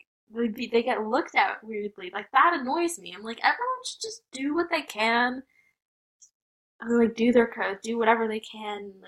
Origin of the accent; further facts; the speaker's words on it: United States; I'm Indian American